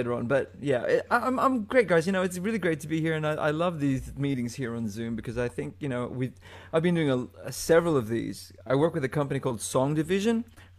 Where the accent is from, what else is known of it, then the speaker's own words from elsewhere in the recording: Sydney, New South Wales, Australia; also born or lived in Manila, Philippines; It was weird growing up in Australia at the time because I've, you know, Australia's a very multicultural place.